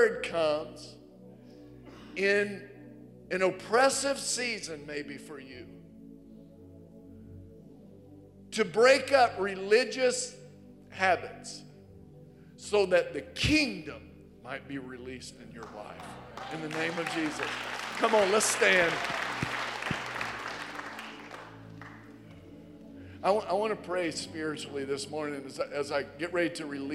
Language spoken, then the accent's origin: English; Virginia, United States; moved away as an adult; growing up in Virginia, I think Virginia's the prettiest. I've been here since 89, more than half of my life